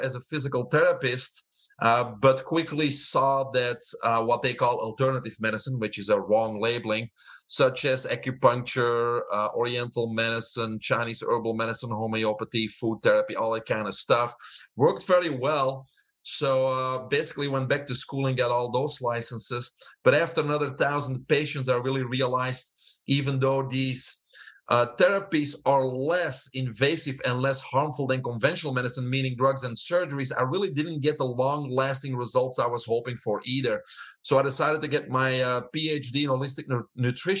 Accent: Belgium; moved away as an adult; also born or lived in Fort Lauderdale, Florida; now in United States; I have an accent. I'm originally from Belgium

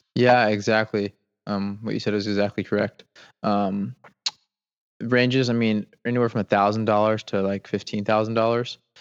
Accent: Atlanta, Georgia, United States; moved away as an adult; now in Seagrove, Florida, United States; I grew up in Atlanta, Georgia, the suburbs, about four to five minutes north of Atlanta.

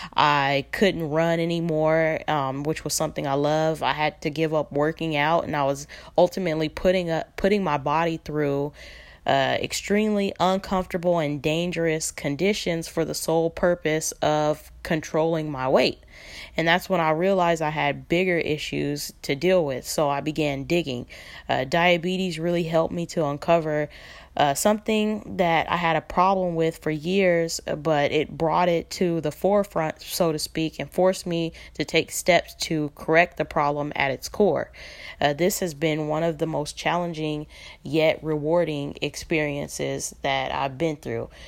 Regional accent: Los Angeles, California, United States; I'm from Los Angeles, California

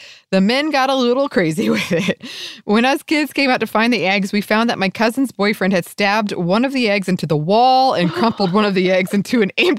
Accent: South Lake Tahoe, California, United States; This brought back memories of some Easters that I had growing up in South Lake Tahoe, California.

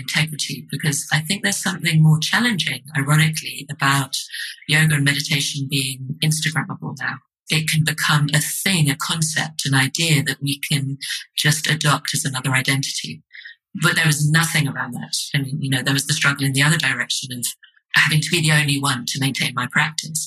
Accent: London, United Kingdom; also born or lived in Edinburgh; I'm from London

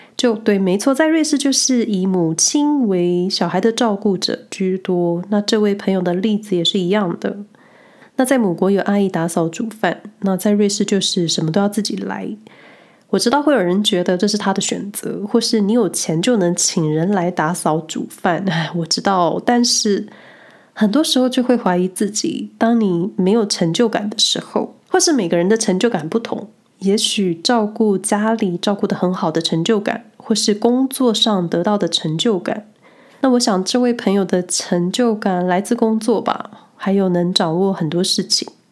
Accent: Taiwan; now in Switzerland; 我这个来自小岛的人

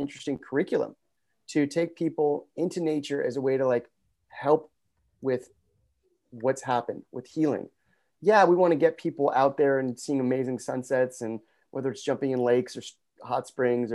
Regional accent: Los Angeles, California, United States; now in Santa Monica, United States; I grew up just north of here in Pacific Palisades, and I'm currently in Santa Monica.

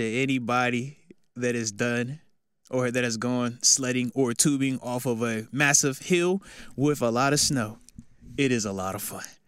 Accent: the South, United States; we're from the South

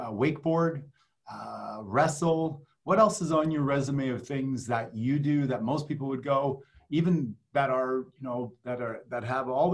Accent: Canada; moved away; I grew up in Canada

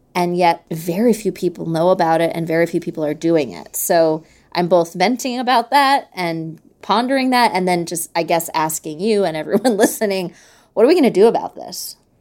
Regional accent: New York City, New York, United States; I grew up in New York City

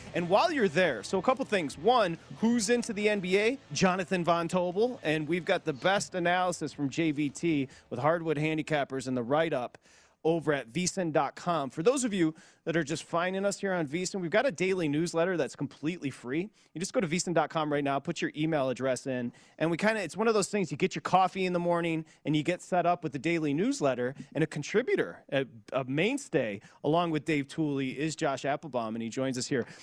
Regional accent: Michigan, United States; I'm from Michigan

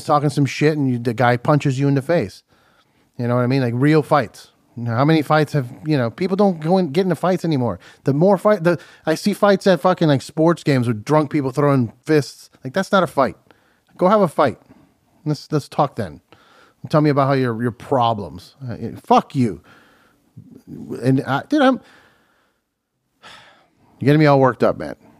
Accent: Miami, Florida, United States; moved away; also born or lived in New Jersey; I'm from Miami

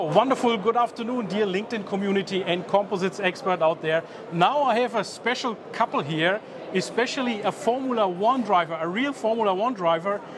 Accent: Germany; I'm coming from Germany

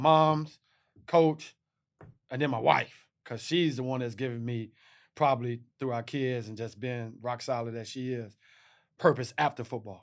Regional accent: Texas, United States; I'm from Texas

